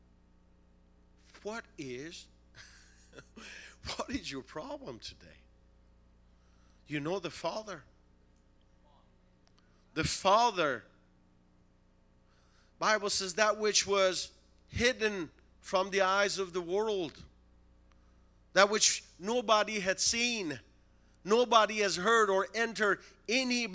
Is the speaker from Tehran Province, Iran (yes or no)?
yes; Tehran, Tehran Province, Iran; now in United States; Originally from Tehran, Iran